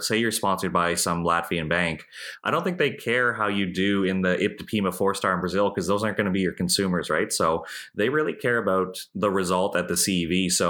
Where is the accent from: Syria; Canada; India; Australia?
Canada; And then I think as a Canadian over there, I'd be trying to watch as much live as I can.